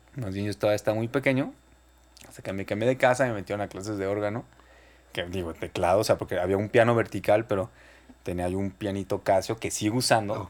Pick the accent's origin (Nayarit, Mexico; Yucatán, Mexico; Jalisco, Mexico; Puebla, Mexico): Jalisco, Mexico; Guadalajara; Soy de Guadalajara, sí. Nací el 16 de mayo del 85.